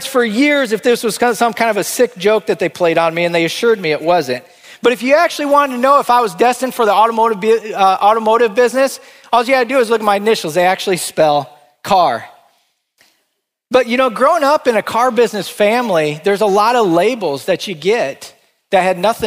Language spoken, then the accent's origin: English; Northwest Iowa, United States; moved away as an adult; move back to my hometown in Northwest Iowa